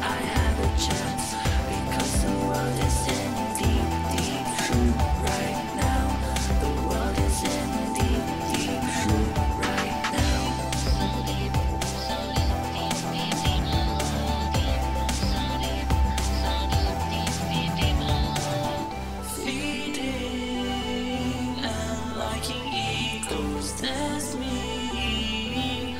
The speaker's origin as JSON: {"language": "English", "region": "Texas", "country": "United States", "said": "I'm from Texas, y'all."}